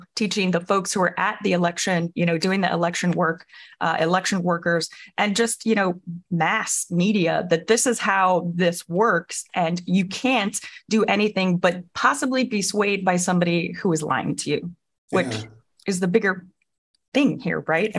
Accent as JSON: {"language": "English", "region": "Illinois", "country": "United States", "said": "I'm from Illinois, so I'm really excited about that."}